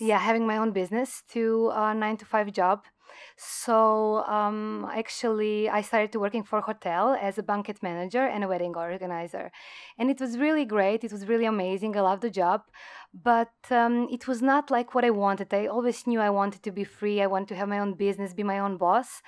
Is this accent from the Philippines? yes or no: no; Croatia; moved away as an adult; now in Thailand; I come from Croatia, it's a small country